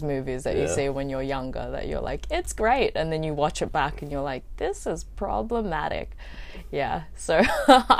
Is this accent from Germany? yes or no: no; Australia; moved away as an adult; now in Vietnam; I wasn't like born here. I was born in Australia